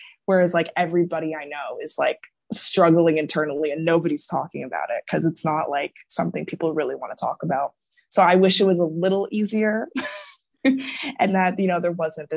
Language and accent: English; Toronto, Ontario, Canada; I'm from Toronto